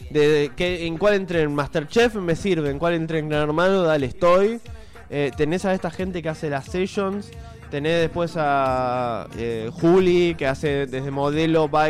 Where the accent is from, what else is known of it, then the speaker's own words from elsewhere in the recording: Uruguay; Nosotros somos orientales de Uruguay.